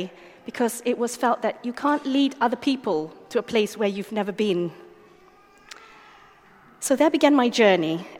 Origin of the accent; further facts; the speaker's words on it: Malaysia; As a young child, I grew up in Malaysia